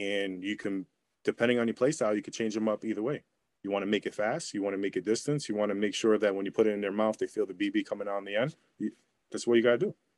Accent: New York, United States; I'm from New York

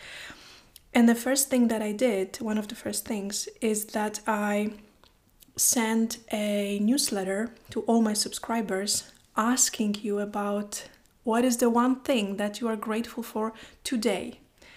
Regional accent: Poland; English is a second language; now in Iceland; I live in Iceland, I am from Poland

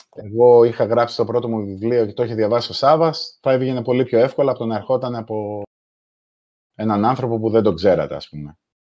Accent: Malesina, Central Greece, Greece; moved away as an adult; also born or lived in England; είμαι από τη, από τη Μαλεσίνα Λοκρίδα

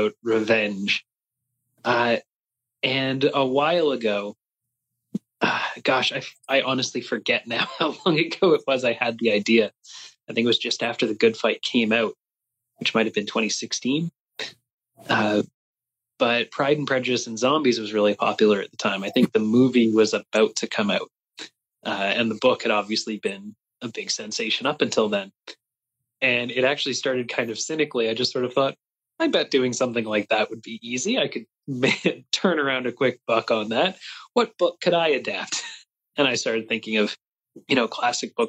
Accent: Canada; I don't speak much French, despite being Canadian

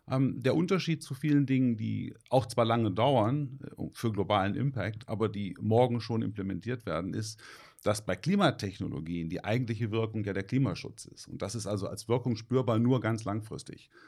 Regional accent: Hanover, Lower Saxony, Germany; born there; also born or lived in Rhineland; Also eigentlich bin ich äh, eher gebürtig so aus dem Norden. So Hannover, die Gegend um Hannover

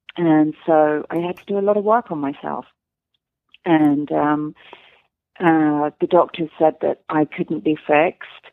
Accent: London, United Kingdom; moved away as an adult; now in Los Angeles, United States; I'm English

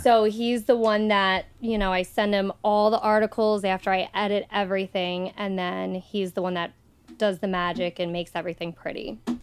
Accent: Nockamixon State Park, Pennsylvania, United States; I grew up right across from Nakamixon State Park

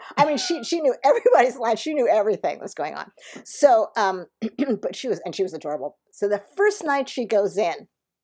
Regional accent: Philadelphia, Pennsylvania, United States; moved away; I'm joining the show in Philadelphia, which is great, my hometown

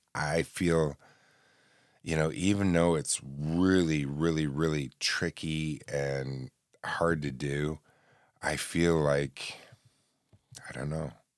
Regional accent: New Haven, New York, United States; also born or lived in Oswego, New York; my hometown of New Haven, New York, which is about fifteen minutes from Oswego, the city I live

